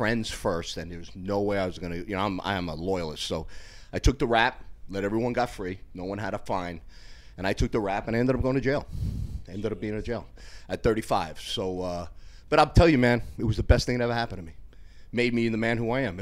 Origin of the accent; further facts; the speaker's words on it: Yonkers, New York, United States; also born or lived in Bronx, New York / Westchester, New York; I grew up in Yonkers in the Bronx